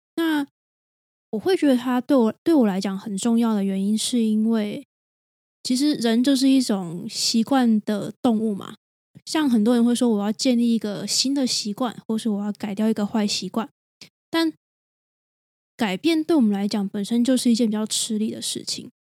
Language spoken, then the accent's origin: Chinese; Taiwan; 就算都是台湾人好了，我们很类似的文化背景